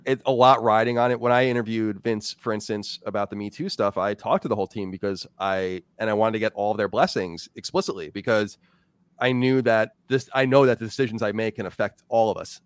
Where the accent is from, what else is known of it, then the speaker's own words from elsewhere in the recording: Long Island, New York, United States; now in Virginia, United States; I grew up on Long Island, very diverse place